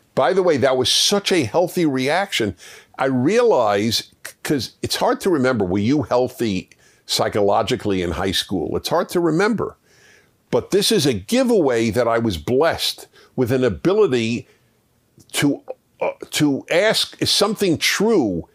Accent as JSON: {"language": "English", "town": "New York City", "region": "New York", "country": "United States", "tie": "born or raised there", "said": "I grew up in New York City in Brooklyn"}